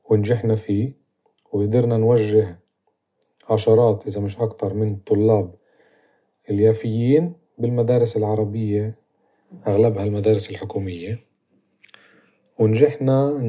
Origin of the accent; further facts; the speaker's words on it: Palestine; قضايا اللي بتخصنا إحنا كمجتمع فلسطيني عن تاريخنا وحاضرنا ونذكر كمان إيه، مدننا وقرانا